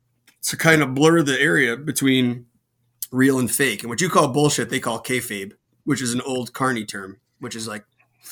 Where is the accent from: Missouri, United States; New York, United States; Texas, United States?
Missouri, United States; St. Louis; I am from St. Louis. I am most certainly not a Cubs fan.